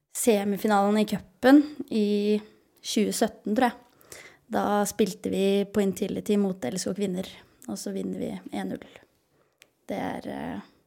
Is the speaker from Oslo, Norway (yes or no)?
no; Lørenskog, Akershus, Norway; min moderklubb er jo Lørenskog. Det er jo der jeg er fra